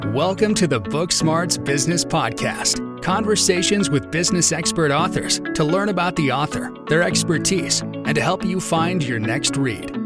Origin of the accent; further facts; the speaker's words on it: Indiana, United States; I'm from Indiana